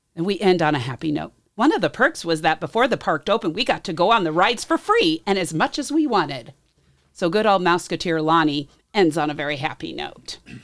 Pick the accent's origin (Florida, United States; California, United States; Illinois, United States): California, United States; near Disneyland; moved away; growing up, I always knew when it was about nine thirty-five because the fireworks would go off and we could all, you could hear the Disneyland fireworks around, all around Disneyland. So when I'm, uh, visiting my hometown